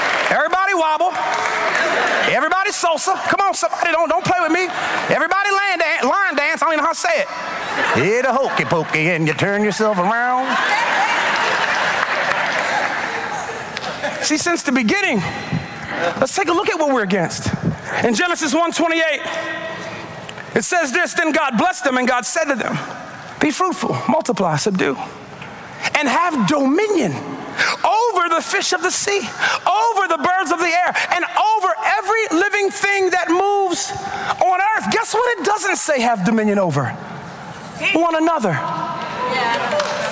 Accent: Baltimore, Maryland, United States; I'm from Baltimore

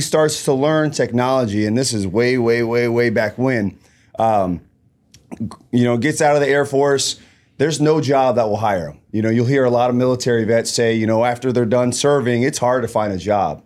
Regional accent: Columbus, Ohio, United States; born and raised in Columbus, Ohio, um, low-income area

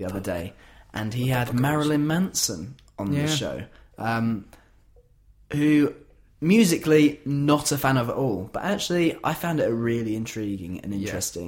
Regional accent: Yorkshire and the Humber, United Kingdom; As a Yorkshireman

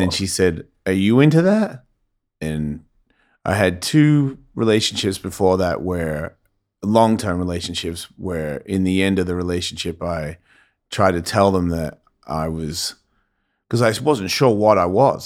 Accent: Melbourne, Victoria, Australia; Melbourne, Australia is where I grew up

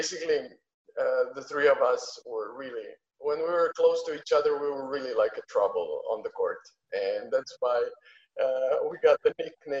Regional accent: Split, Split-Dalmatia County, Croatia

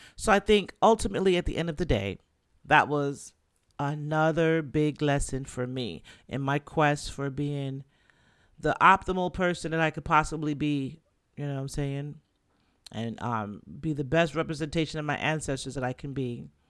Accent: New York City, New York, United States; also born or lived in Jamaica; now in Florida, United States; I'm Jamaican, Caribbean, from the Bronx

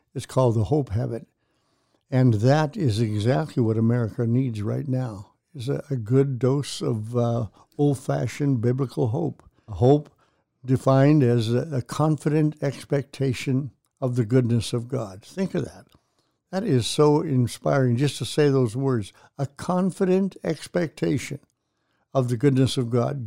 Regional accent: Canada; moved away as an adult; now in Tulsa, United States; I was born and raised in Canada, came down to attend Oral Roberts University here in Tulsa

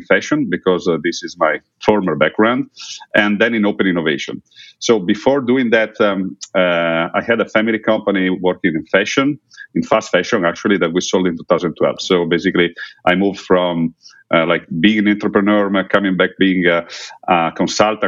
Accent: Udine, Friuli-Venezia Giulia, Italy; in Udine, my hometown here in Italy

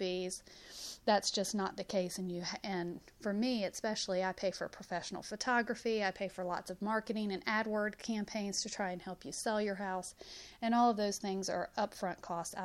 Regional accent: Huntsville, Alabama, United States; moved away; also born or lived in Northern Virginia; originally from Huntsville, just gone for many years.

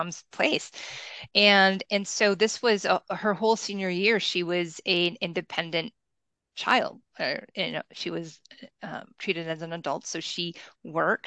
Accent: Kalamazoo, Michigan, United States; moved away; also born or lived in San Francisco; I grew up in Kalamazoo, which is equidistant between Chicago and Detroit

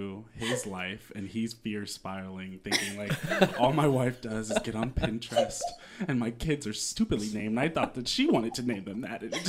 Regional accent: Indianapolis, Indiana, United States; moved away as an adult; I'm from Indianapolis

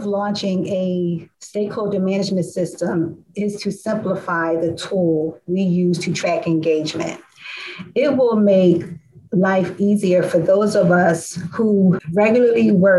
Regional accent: Philadelphia, Pennsylvania, United States; also born or lived in Eastwick, Philadelphia / Roxborough, Philadelphia; I was born and raised in Southwest Philadelphia.

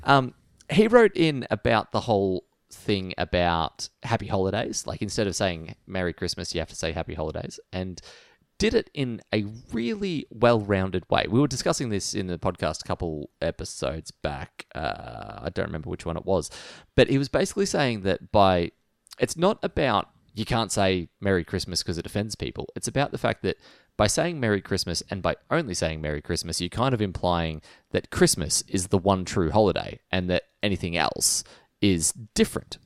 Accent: Australia; we're a land of fighters

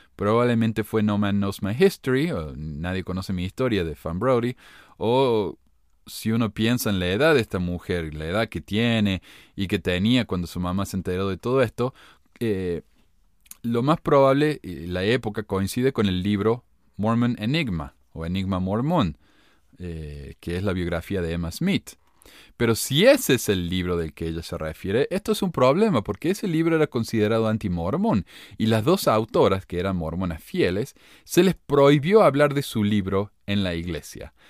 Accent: Córdoba, Argentina; now in Ogden, United States; soy cordobés

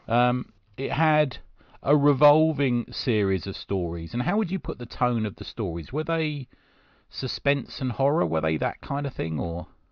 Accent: London, United Kingdom; growing up in South London

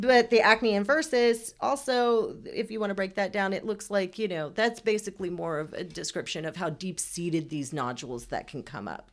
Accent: Houston, Texas, United States; also born or lived in Iran; straight to Houston and have lived in Texas my entire life

